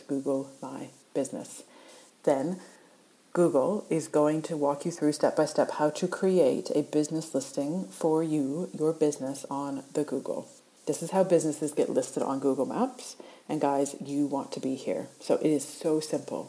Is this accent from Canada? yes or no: yes; Canada; now in Australia; I live in Australia. I'm originally from Canada, and I like to say aboot.